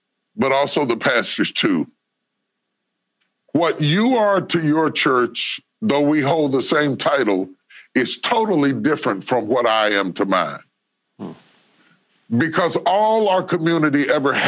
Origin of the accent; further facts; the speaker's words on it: West Virginia, United States; I grew up in West Virginia where almost everybody was white.